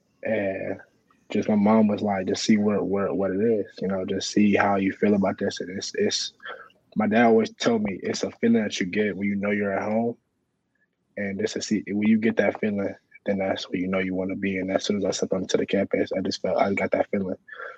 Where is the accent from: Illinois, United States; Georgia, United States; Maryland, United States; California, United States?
Illinois, United States; Southern Illinois.